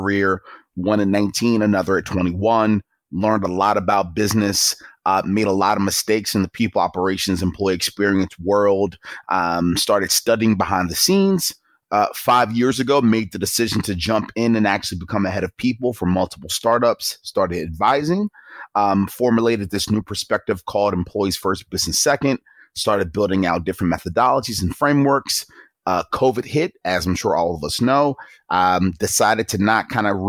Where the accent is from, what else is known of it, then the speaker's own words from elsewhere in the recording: Baltimore, Maryland, United States; I grew up in Baltimore, Maryland, not a very friendly area from an aesthetic and an environment point of view